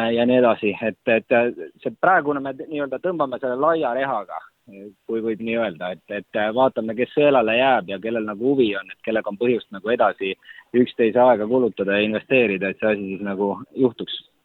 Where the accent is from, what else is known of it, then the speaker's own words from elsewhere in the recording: Estonia; ma olen Eestist